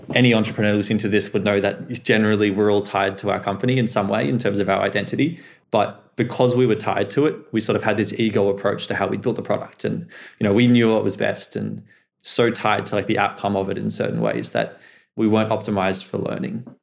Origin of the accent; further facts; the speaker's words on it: Melbourne, Victoria, Australia; growing up in Melbourne, growing up in the, the school I did with the friends I had